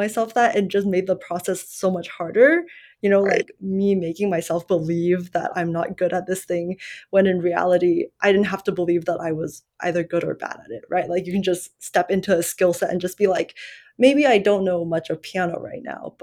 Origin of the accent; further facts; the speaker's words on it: United States; English is a second language; growing up here and, well, for a while, I kind of identified English as my second language because ethnically I'm Chinese and, like, we immigrated when I was 7